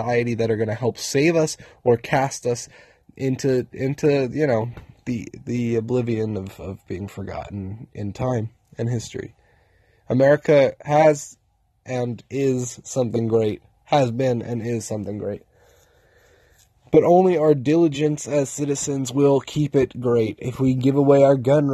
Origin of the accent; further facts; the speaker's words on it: United States; We're American citizens